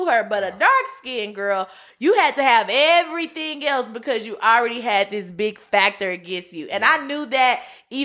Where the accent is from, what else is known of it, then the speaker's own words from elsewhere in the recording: Little Rock, Arkansas, United States; I'm growing up in Little Rock, Arkansas